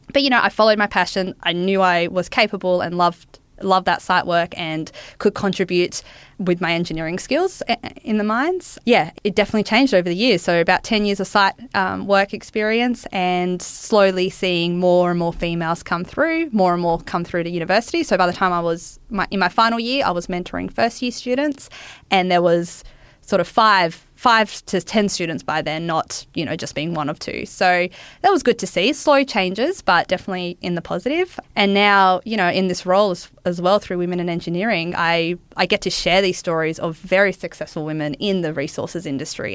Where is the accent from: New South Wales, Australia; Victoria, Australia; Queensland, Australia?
New South Wales, Australia; Wollongong; I grew up in Wollongong